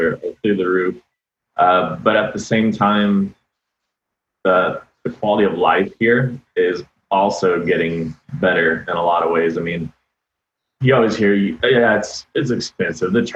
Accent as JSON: {"language": "English", "town": "Austin", "region": "Texas", "country": "United States", "tie": "born or raised there", "also_born_or_lived": "Arlington, Texas", "said": "I was born in Arlington, Texas. So. Kind of the Dallas-Fort Worth area. Moved here when I was 3, and I've loved it ever since."}